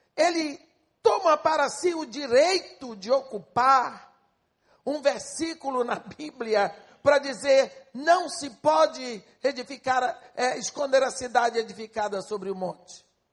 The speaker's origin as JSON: {"language": "Portuguese", "country": "Brazil", "said": "eu sou brasileira"}